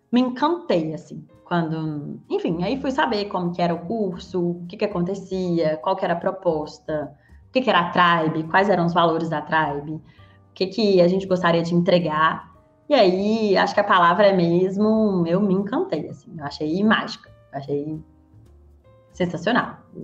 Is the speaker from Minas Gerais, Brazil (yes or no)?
yes; Belo Horizonte, Minas Gerais, Brazil; sou mineira, sou de Belo Horizonte